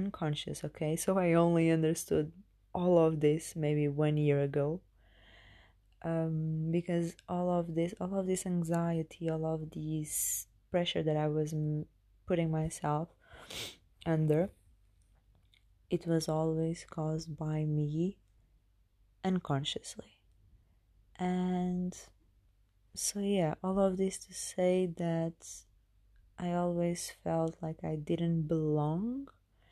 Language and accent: English; Portugal; moved away as an adult; now in United Kingdom; I was born in Portugal